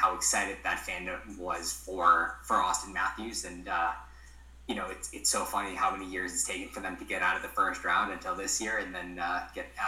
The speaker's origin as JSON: {"language": "English", "town": "Calgary", "region": "Alberta", "country": "Canada", "tie": "born or raised there", "also_born_or_lived": "Kingston", "said": "So I grew up in Calgary, born and raised here."}